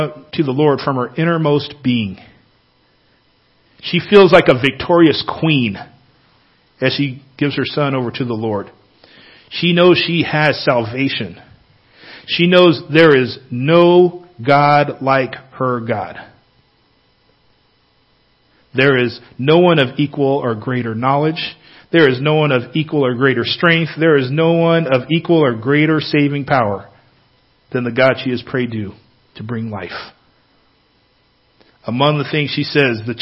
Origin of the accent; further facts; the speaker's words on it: Northern California, United States; moved away; I grew up in California, Northern California